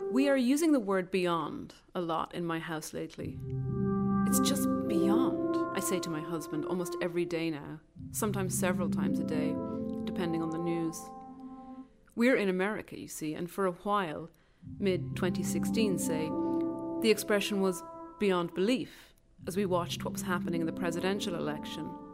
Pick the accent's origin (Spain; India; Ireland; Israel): Ireland; moved away as an adult; now in United States; I'm an Irish writer who's been based in the United States for more than a decade